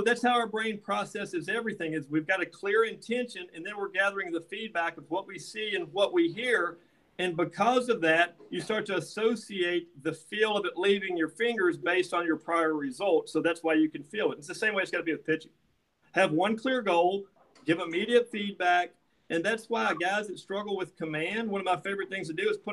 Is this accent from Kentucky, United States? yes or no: yes; Kentucky, United States; moved away as an adult; also born or lived in Nashville, Tennessee; now in Huntington Beach, United States; I grew up in Kentucky, so basketball is religious